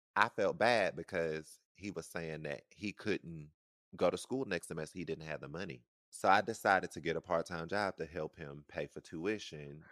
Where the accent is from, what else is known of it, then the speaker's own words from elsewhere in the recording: the South, United States; I'm from the South